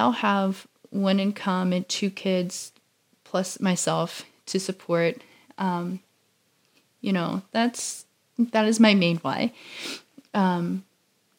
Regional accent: Louisiana, United States; I grew up in Louisiana all of my life

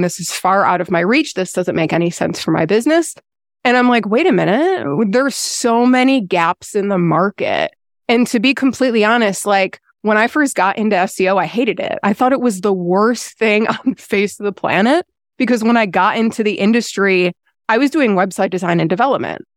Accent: Buffalo, New York, United States; moved away as an adult; also born or lived in North Carolina; now in Lake Toxaway, United States; born and raised in Buffalo, New York

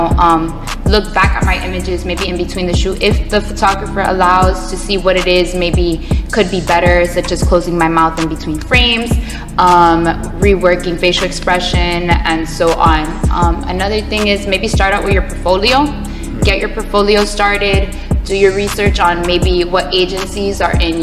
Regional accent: Broward County, Florida, United States; born or raised there; also born or lived in New York

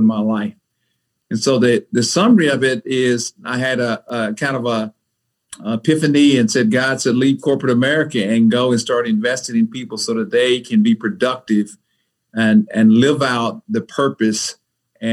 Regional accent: Mississippi, United States; also born or lived in Atlanta, Georgia; now in Raleigh, United States; I grew up in Mississippi in the 60s.

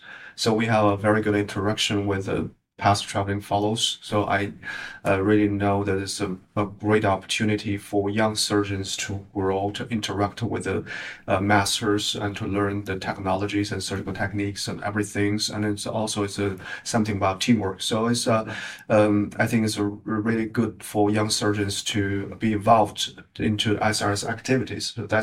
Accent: Beijing, China; Hi, everyone. … from Beijing, China

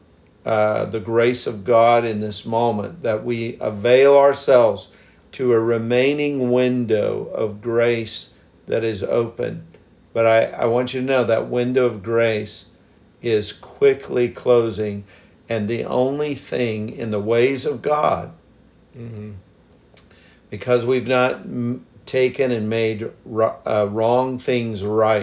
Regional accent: United States

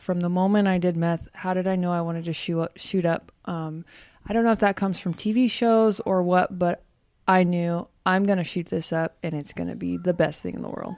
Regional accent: Bakersfield, California, United States; I'm from Bakersfield, and out there it's very well known to do lots of drugs, especially at that age

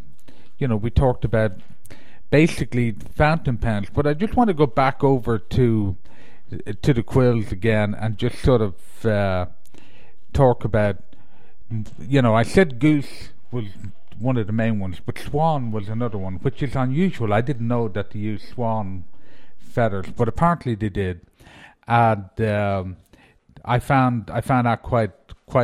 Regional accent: Ireland; moved away; being Irish

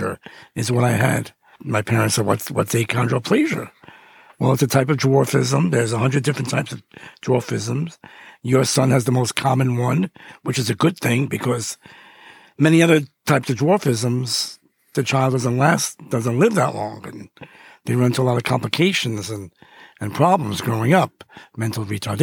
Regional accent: New York City, New York, United States; Growing up in Brooklyn, I was a third child of two sisters

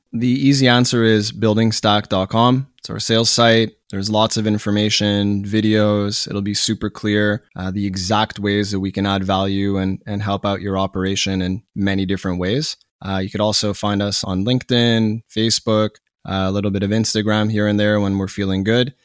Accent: Montreal, Quebec, Canada; born and raised in Montreal, Canada

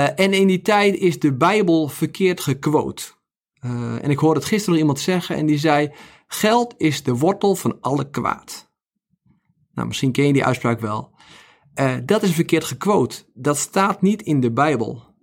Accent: Netherlands

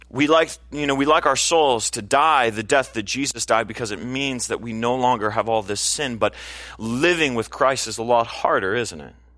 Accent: California, United States; as a Californian

